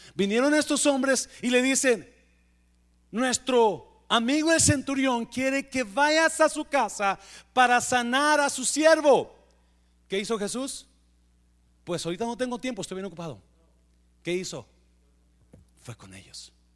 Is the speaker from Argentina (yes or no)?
no; Mexico; yo sé que somos mexicanos